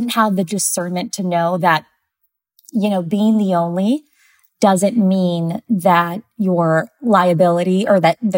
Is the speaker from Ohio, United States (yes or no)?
yes; Ohio, United States; also born or lived in Santiago, Chile; So, I'm originally from Santiago, Chile. Um, and I grew up in a, a small town in Ohio.